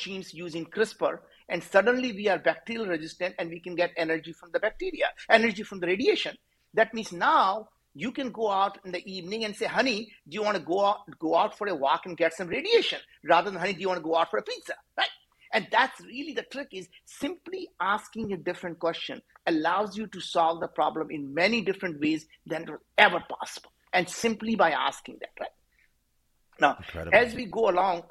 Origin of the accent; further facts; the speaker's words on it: India; as an Indian guy